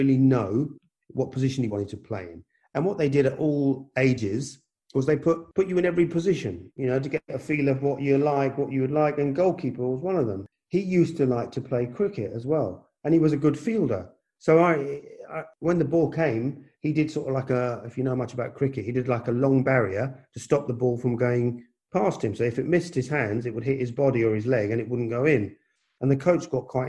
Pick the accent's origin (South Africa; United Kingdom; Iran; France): United Kingdom; London; born or raised there; also born or lived in India / Punjab